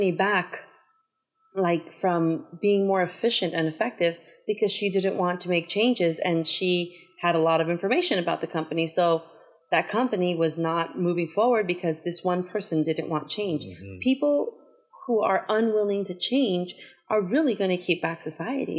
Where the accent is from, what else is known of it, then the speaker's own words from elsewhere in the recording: Los Angeles, California, United States; growing up in South Central, in Mid-City